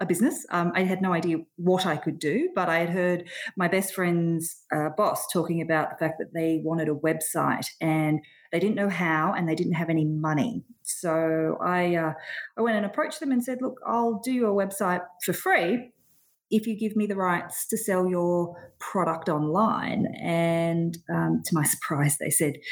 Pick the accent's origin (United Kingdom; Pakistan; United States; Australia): Australia; Sydney, New South Wales; moved away as an adult; now in Melbourne, Australia; Sydney was home originally. Melbourne is most definitely home now, though.